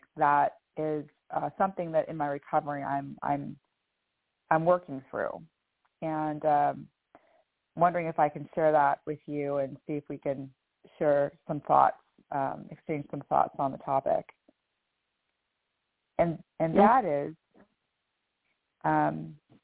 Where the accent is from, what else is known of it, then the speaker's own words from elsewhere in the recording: California, United States; moved away as an adult; now in Sarasota, United States; I was born and raised in California, and I still have friends and family in the small city where I was raised